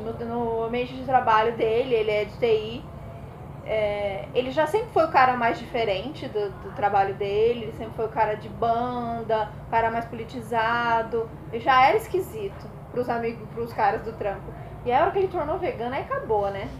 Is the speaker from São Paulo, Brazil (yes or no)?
yes; São Paulo, Brazil; eu sou de São Paulo